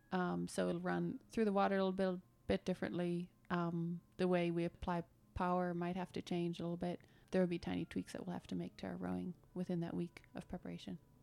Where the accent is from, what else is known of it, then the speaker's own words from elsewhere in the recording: Germany; moved away as an adult; also born or lived in Detroit, Michigan, United States; now in United States; born in Detroit, but then I grew up in Germany. My parents moved there when I was one, so I spent my whole childhood in Germany